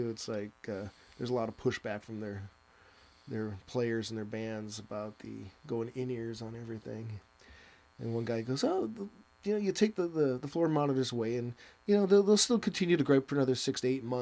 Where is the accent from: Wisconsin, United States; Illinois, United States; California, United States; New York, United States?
Wisconsin, United States; Milwaukee; I'm an Okie from Milwaukee